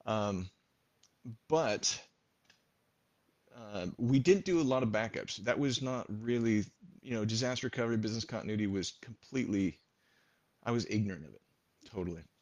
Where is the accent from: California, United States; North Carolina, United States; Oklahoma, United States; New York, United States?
California, United States; San Jose; born there; I was born in San Jose, California.